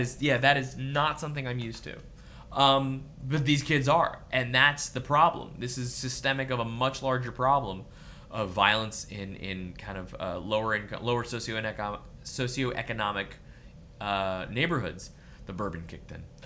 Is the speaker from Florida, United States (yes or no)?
yes; Coral Springs, Florida, United States; coming out of Parkland, my hometown, uh, Coral Springs, it's a big suburb.